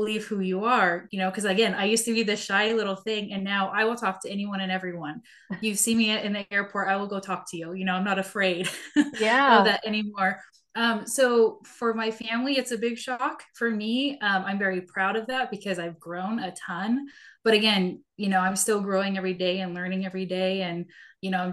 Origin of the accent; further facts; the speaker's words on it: Seattle, Washington, United States; I grew up in Seattle and went to college